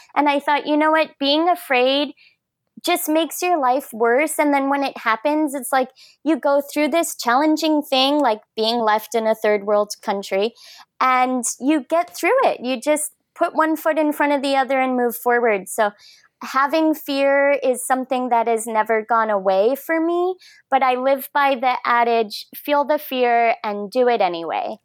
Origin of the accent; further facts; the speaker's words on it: Michigan, United States; also born or lived in Minnesota; now in Cardiff-by-the-Sea, United States; I was originally born and raised in Michigan